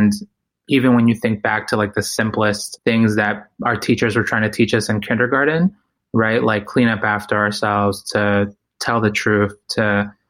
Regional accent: Ecuador; moved away; I was born in Ecuador

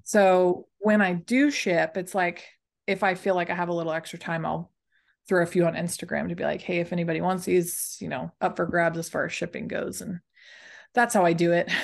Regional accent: Dallas, Texas, United States; I'm from Dallas, Texas. That's where I was pretty much born and raised, and that's where I still currently am

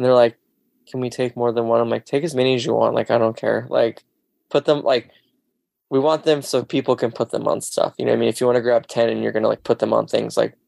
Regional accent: Pacific Northwest, United States; I'm from the Northwest

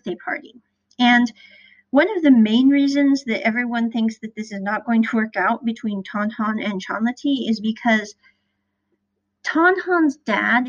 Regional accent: Midwest, United States; I'm from the Midwest

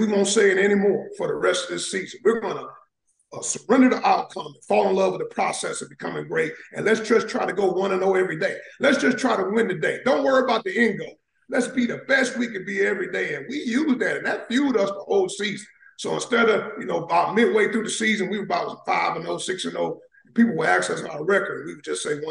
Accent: Cleveland, Ohio, United States; moved away; also born or lived in Atlanta, Georgia / Savannah, Georgia; I was born and raised in Cleveland, Ohio. Then I moved to Atlanta, Georgia. I ended up going to high school in Atlanta, Georgia

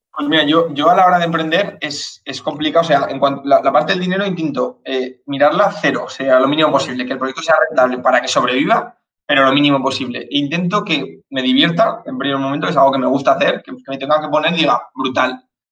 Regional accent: Zaragoza, Aragon, Spain; soy de Zaragoza

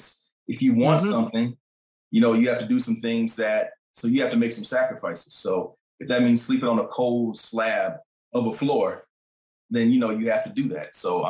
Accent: Atlanta, Georgia, United States; moved away as an adult; also born or lived in Memphis, Tennessee / Washington, D.C.; now in New York City, United States; I am originally from Memphis, Tennessee, raised in Atlanta. So I'm a Southern boy, born and bred, and I moved here to New York City

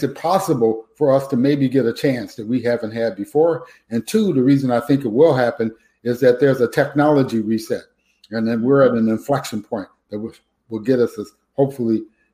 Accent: Detroit, Michigan, United States; I was born and raised in Detroit, Michigan

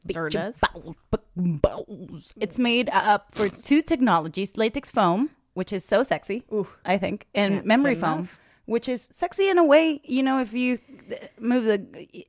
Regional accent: United Kingdom; I am British.

